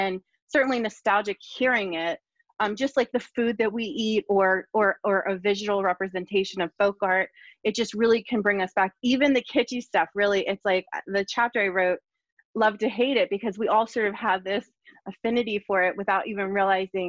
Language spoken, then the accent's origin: English; Bucks County, Pennsylvania, United States; I grew up in Bucks County